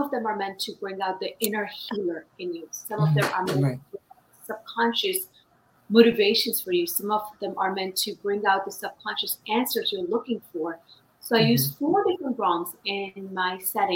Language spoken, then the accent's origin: English; India; now in United States; I was born in India. I've been in the United States for over 28 years